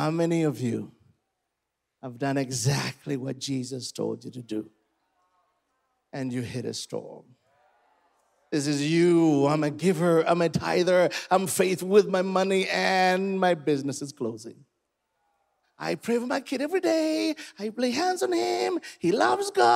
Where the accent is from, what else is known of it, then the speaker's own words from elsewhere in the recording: Uganda; I'm from Uganda, and here, for us, we tell stories. I come from a 3,000-year, tribe